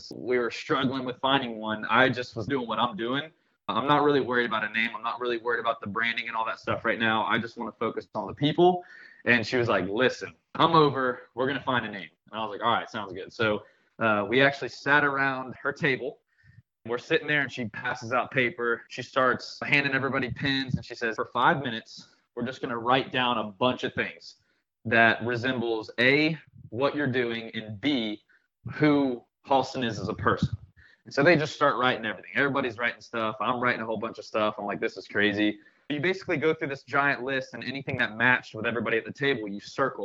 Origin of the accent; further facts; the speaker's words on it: Gulf Breeze, Florida, United States; I'm from here. I'm from Gulfbreeze